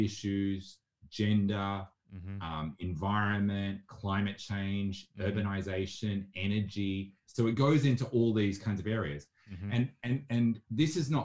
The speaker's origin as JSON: {"language": "English", "town": "Melbourne", "region": "Victoria", "country": "Australia", "tie": "born or raised there", "also_born_or_lived": "Asia / Africa", "said": "I grew up in Melbourne and had parents that lived and worked all around the world. So I was in Asia and Africa as a child"}